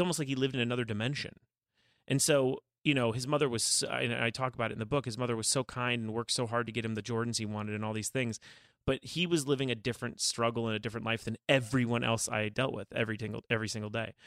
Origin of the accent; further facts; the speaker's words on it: Calabasas, California, United States; growing up in Calabasas